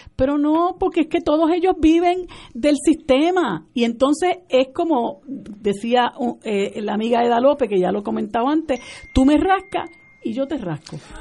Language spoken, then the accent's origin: Spanish; Puerto Rico; nosotros como puertorriqueños